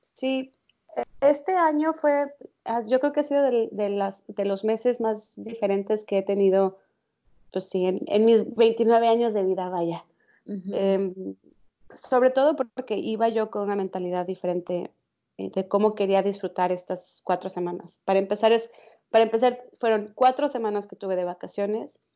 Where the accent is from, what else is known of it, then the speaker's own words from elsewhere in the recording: Mexico; moved away as an adult; now in Netherlands; Nací en México, pero desde hace casi tres años que vivo en Holanda.